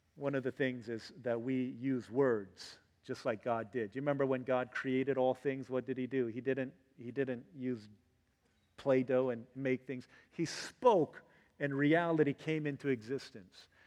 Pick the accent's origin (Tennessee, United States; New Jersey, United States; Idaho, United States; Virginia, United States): Virginia, United States; growing up in Virginia